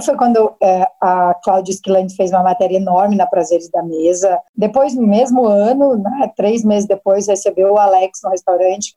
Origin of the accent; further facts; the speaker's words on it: Maringá, Paraná, Brazil; also born or lived in United States; now in Curitiba, Brazil; Eu sou do sul, sou do interior do, do Paraná, eu venho de Maringá